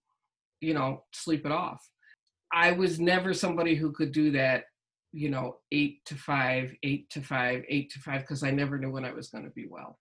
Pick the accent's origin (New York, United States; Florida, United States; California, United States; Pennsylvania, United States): New York, United States; Massapequa; also born or lived in Queens, New York; I grew up in Queens, outside of Manhattan, and then we moved to Long Island, Massapequa